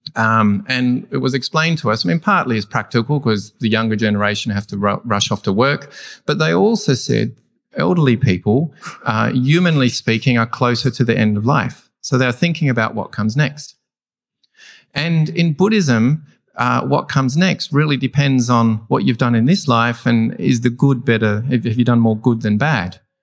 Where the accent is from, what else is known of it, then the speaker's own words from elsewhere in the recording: Australia; I'm an Australian.